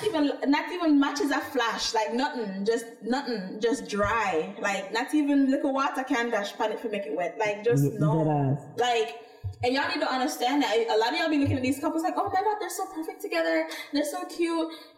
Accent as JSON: {"language": "English", "country": "Jamaica", "said": "being Jamaican, though. And being raised by the type of Jamaicans that we were raised by."}